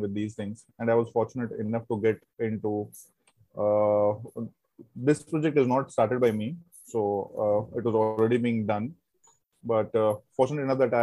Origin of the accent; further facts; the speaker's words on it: Jammu and Kashmir, India; moved away; also born or lived in Mumbai / Pune; I'm actually from the Kashmir. So I'm born in Kashmir. Then we moved out from the Kashmir in 90s due to the militancy